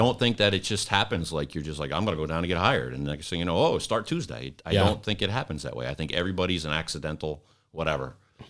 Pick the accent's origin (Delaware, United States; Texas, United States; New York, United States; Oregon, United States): New York, United States; I grew up in Westchester with a countywide system where you had mutual aid packs